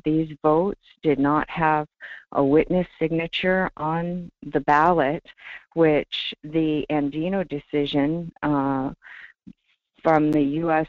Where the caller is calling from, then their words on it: Talkeetna, Alaska, United States; I'm calling from Talkeetna.